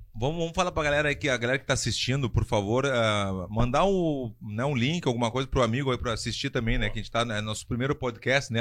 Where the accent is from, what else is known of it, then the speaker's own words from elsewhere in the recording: Brazil; moved away; also born or lived in Spain / United States; como brasileiro